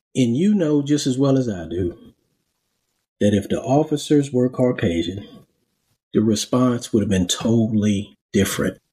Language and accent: English; Charleston, South Carolina, United States; I'm originally from Charleston. Um, I grew up there